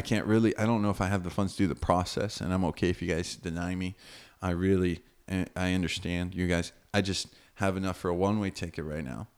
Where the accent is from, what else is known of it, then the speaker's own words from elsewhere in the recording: United States; moved away as an adult; now in Fortaleza, Brazil; My parents are Brazilian. Um, and I have some of that culture in me, but I grew up in America.